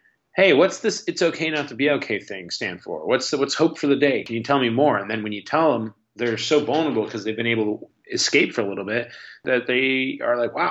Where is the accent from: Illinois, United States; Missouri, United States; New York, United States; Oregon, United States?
Illinois, United States; Chicago; I'm 35 now, but I grew up in the Chicago punk rock and hardcore scene.